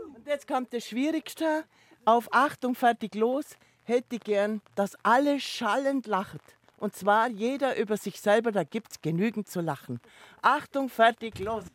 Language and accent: German; Niedersonthofen lake, Oberallgäu, Bavaria, Germany; an dem Ufer da hinten, wo der die Beimsee hat, da bin ich geboren. Das ist praktisch meine Heimat